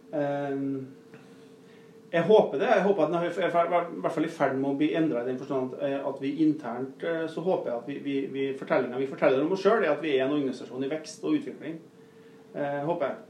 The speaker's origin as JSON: {"language": "Norwegian", "area": "Nordmøre", "region": "Møre og Romsdal", "country": "Norway", "also_born_or_lived": "Northern Norway", "moved": "yes", "lives_now": "Rena, Norway", "said": "er jeg nordmøring"}